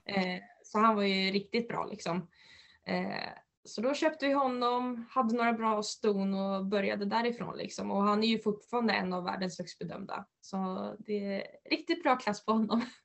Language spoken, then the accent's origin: Swedish; Uppland, Uppsala County, Sweden; also born or lived in Västerås / United States; här hemma i Uppland